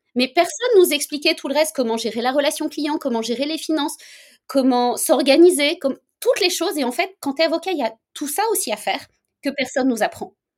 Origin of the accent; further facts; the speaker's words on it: France; moved away as an adult; now in Canada; je suis française à l'origine, hein, même si ça fait bientôt 9 ans que je suis au Canada